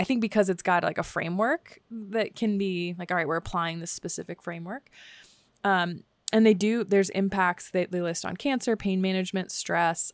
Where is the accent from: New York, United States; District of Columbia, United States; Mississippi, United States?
District of Columbia, United States; Washington; moved away; I grew up next to in Washington, D C